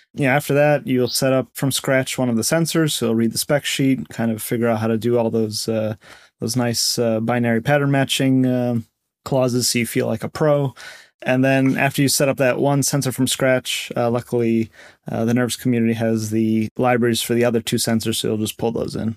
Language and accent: English; Connecticut, United States; moved away as an adult; also born or lived in Seattle / Bay Area; I grew up in Connecticut